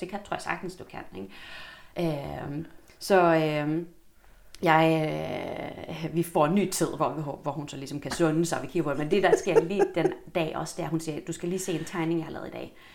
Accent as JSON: {"language": "Danish", "town": "Helsingborg", "region": "Skåne", "country": "Sweden", "tie": "born or raised there", "moved": "as an adult", "lives_now": "Copenhagen, Denmark", "said": "Jeg kommer fra Sverige oprindeligt. Ja men har boet her eller i København i 21 år til sommer. Kommer fra Helsingborg"}